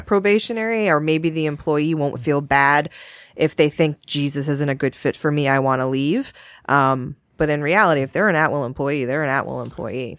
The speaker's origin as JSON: {"language": "English", "region": "Massachusetts", "country": "United States", "tie": "born or raised there", "moved": "yes", "lives_now": "Connecticut, United States", "said": "I grew up in Massachusetts"}